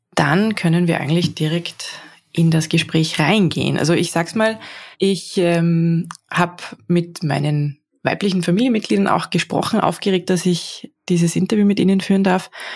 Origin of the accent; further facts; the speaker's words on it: Salzburg, Austria; Ich bin auch äh, aus Salzburg eigentlich